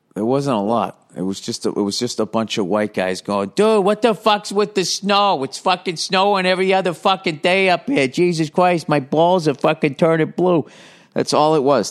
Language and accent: English; United States; I'm an American